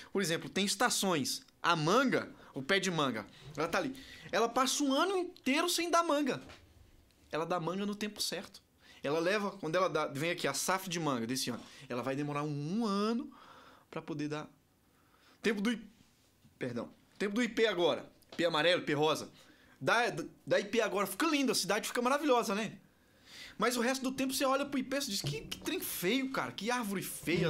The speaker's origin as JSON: {"language": "Portuguese", "region": "Ceará", "country": "Brazil", "said": "eu sou nordestino, cearense."}